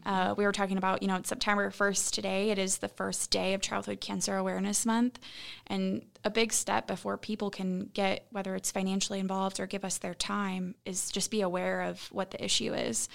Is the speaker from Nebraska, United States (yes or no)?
yes; Columbus, Nebraska, United States; moved away as an adult; also born or lived in Lincoln, Nebraska; now in Omaha, United States; I, born and raised in Columbus